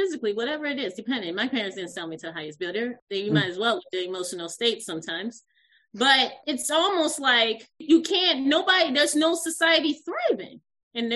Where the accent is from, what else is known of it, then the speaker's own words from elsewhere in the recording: United States; growing up in America, being the first generation to have a Nigerian parents